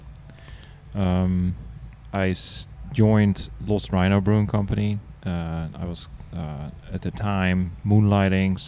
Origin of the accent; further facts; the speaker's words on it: Netherlands; moved away; I'm actually Dutch. I'm from the Netherlands.